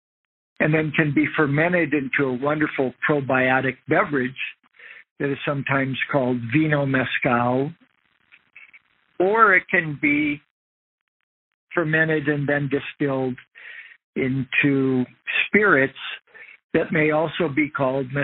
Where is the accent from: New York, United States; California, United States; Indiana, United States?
Indiana, United States; Indiana dunes, United States; now in Patagonia, Arizona, United States; I grew up in the Indiana dunes